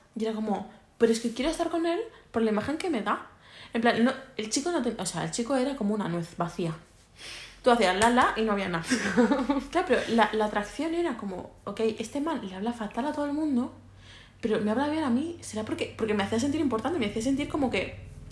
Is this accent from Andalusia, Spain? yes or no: no; Mallorca, Balearic Islands, Spain; estamos muy limitados por ser una isla